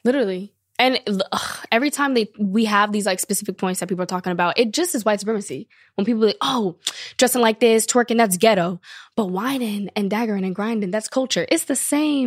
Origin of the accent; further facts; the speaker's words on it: Long Beach, California, United States; also born or lived in France; I'm from Long Beach, California